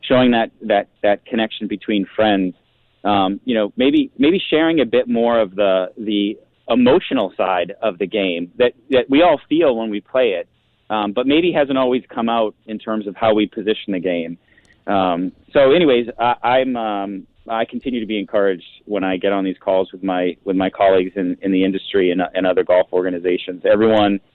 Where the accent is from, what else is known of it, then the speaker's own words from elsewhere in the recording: Massachusetts, United States; moved away; I'm from Massachusetts.